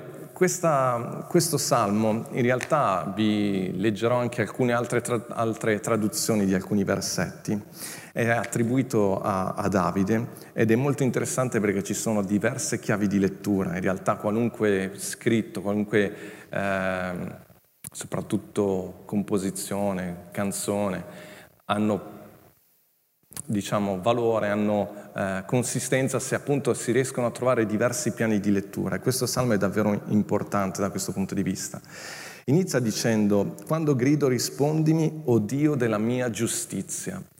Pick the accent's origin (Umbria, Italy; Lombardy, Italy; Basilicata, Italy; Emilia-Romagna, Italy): Lombardy, Italy; Milan; moved away as an adult; also born or lived in Legnago; Io sono cresciuto a Milano